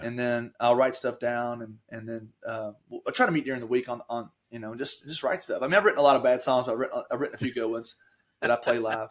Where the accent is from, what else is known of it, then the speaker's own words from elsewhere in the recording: Taylorsville, Kentucky, United States; I grew up in Taylorsville